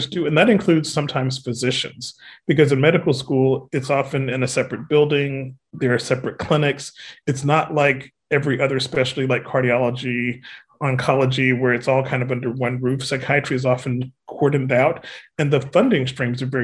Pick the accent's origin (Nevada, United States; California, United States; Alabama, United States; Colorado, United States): Alabama, United States; I'm a Southerner. I'm from Alabama, and I'm proud of it